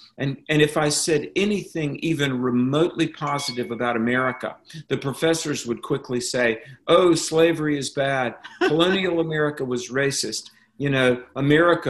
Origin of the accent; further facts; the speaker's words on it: North Carolina, United States; my home state of North Carolina